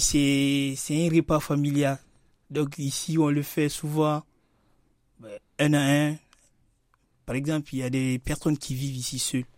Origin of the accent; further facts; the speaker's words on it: Guinea; moved away as an adult; now in France; je suis né en Guinée, j'ai passé beaucoup plus de temps là-bas.